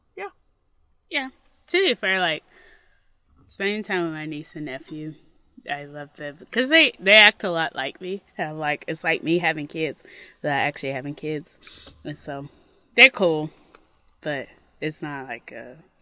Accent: Mississippi, United States; moved away; when I grew up in Mississippi, nature was kind of like a foe

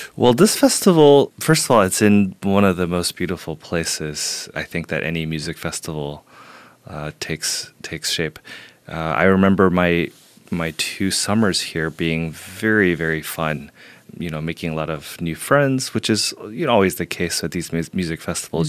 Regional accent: Houston, Texas, United States; moved away as an adult; also born or lived in Beijing, China; now in New York, United States; I grew up in Houston

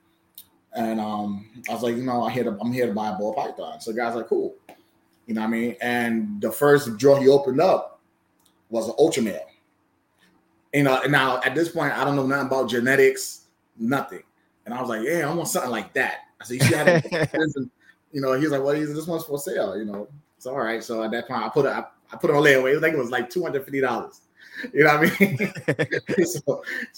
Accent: New York City, New York, United States; I grew up in Bronx, New York

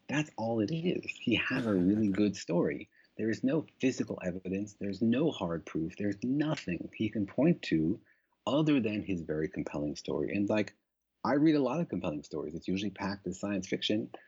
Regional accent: Los Alamos, New Mexico, United States; I grew up in Los Alamos. I'm from that area.

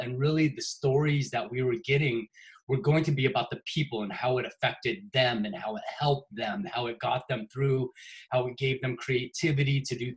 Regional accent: Seattle, Washington, United States; fellow Seattle, I've been here for 45 years, so I love it here. I haven't left here at all

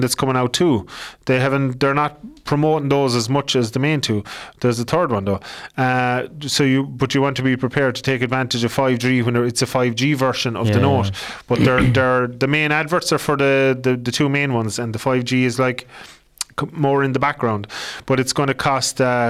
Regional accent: Ireland; accent: Irish; My dirty Irish accent

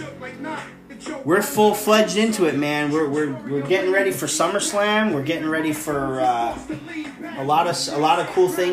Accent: New York, United States; New York, baby. We're from New York. We love it.

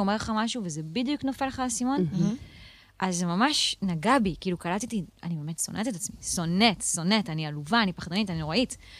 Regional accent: Israel; also born or lived in Tel Aviv / central Israel; נולדתי במרכז, לא בדיוק בתל אביב, אבל עברנו גם לתל אביב, ואז עברנו אה, לגולן

